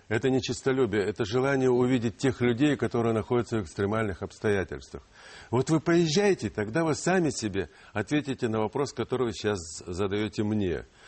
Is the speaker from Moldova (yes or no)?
no; Donbas, Ukraine; first language Ukrainian; Russian is a second language; now in Russia; Я родился в Донбассе, в Украине. мой родной язык, я учился в украинской школе.